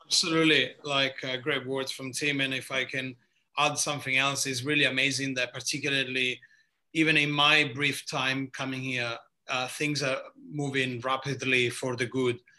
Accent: near Lecce, Apulia, Italy; English is a second language; moved away as an adult; also born or lived in Modena, Italy / London, United Kingdom; now in Melbourne, Australia; As you can probably hear very quickly by my accent, I am from the southeast of Italy, from a place called uh, Puglia, region called Puglia, little town near Lecce

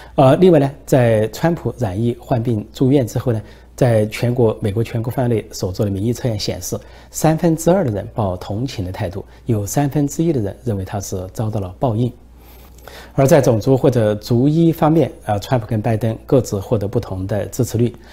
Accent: China; 我们中国人

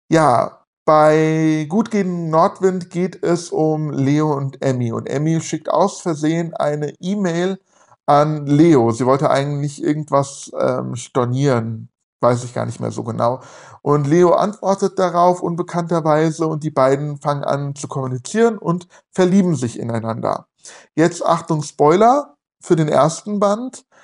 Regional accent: Hesse, Germany; Ich wohne hier in, in der Nähe von Frankfurt und ich äh, spreche kein Hessisch. Ich spreche Hochdeutsch, ich kann kein Hessisch, bin aber hier geboren und aufgewachsen.

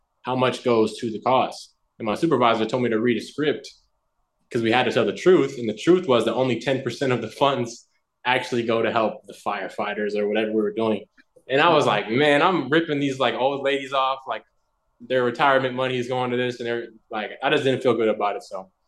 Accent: Nelsonville, Ohio, United States; moved away as an adult; now in California, United States; I'm actually from Nelsonville, Ohio. It's a small town

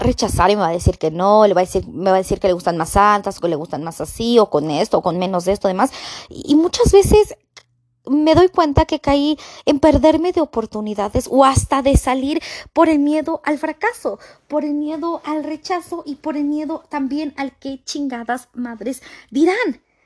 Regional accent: Mexico; yo soy mexicana

